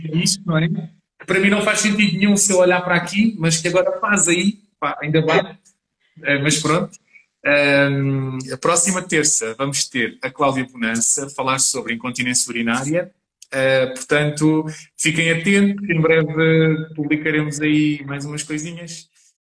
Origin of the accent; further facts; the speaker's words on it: Portugal; eu como português